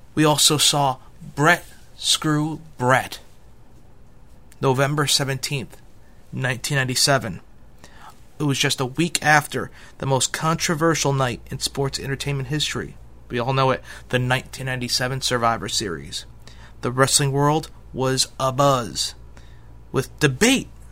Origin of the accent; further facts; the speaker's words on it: New York City, New York, United States; my hometown, New York City